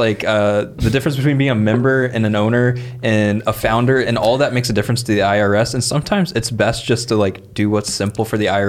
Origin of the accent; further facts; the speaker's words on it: Midwest, United States; I'm from the Midwest, where we say fur.